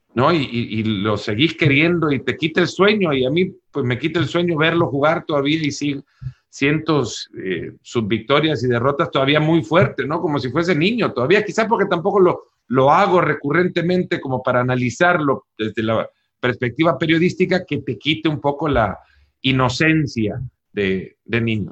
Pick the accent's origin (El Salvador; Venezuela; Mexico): El Salvador; moved away as an adult; also born or lived in Texas; now in United States; Yo siendo salvadoreño